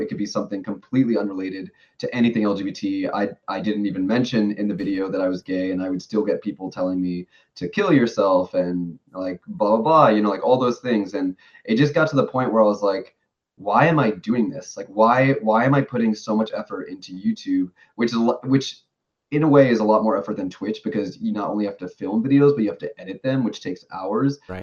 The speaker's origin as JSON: {"language": "English", "region": "New York", "country": "United States", "moved": "as an adult", "lives_now": "Tokyo, Japan", "said": "I've been living in Japan for six years now, but I'm originally from New York."}